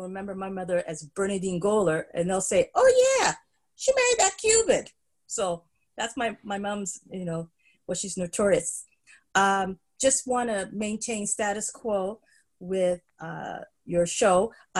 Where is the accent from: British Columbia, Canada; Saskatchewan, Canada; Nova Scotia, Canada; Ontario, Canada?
Nova Scotia, Canada; Windsor; born there; My connection with Nova Scotia was I was born there. I was born in Windsor, and that is, the county is Annapolis Valley, so I'm really a valley girl.